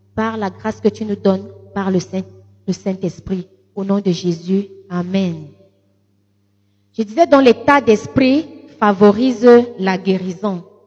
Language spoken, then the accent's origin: French; Lékié, Centre, Cameroon; mes origines euh, d'où je suis venue, c'est, je suis de la Léquier